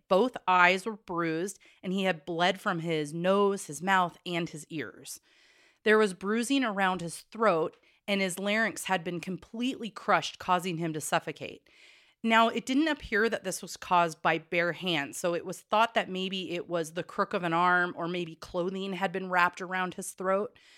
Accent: Corvallis, Oregon, United States; the town I won't stop referring to because that's where I grew up

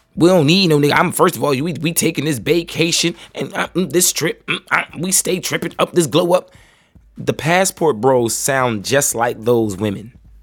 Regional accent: United States; As American men

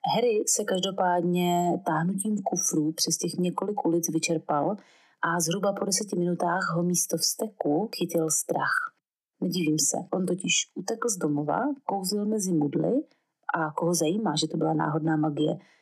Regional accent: Brno, South Moravian Region, Czechia; jakožto rodilá Brňačka, s osmi generací Brňáků

